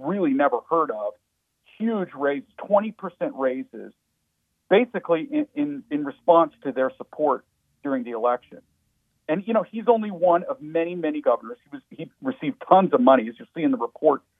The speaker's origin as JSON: {"language": "English", "region": "Pennsylvania", "country": "United States", "tie": "born or raised there", "said": "my home state of Pennsylvania"}